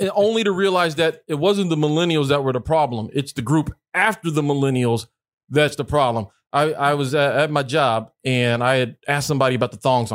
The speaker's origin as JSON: {"language": "English", "region": "Mississippi", "country": "United States", "tie": "born or raised there", "said": "I grew up in Mississippi"}